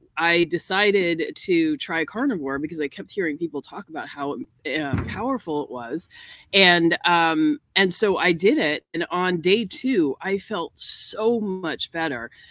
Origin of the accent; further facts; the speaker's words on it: New York, United States; now in North Carolina, United States; I'm from New York and not used to having so much access to nature